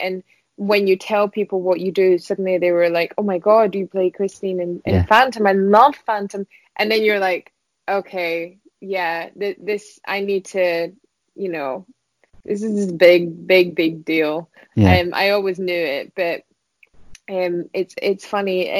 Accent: Scotland, United Kingdom; also born or lived in Vienna, Austria; I'm Scottish

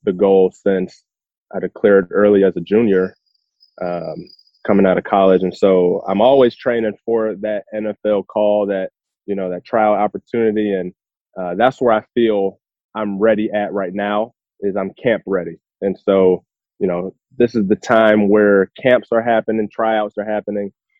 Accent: Chicago, Illinois, United States; I was born and raised in Chicago.

